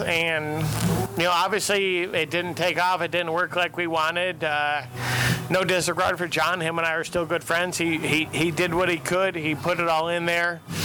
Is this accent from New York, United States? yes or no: yes; Western New York, United States; I grew up in Western New York.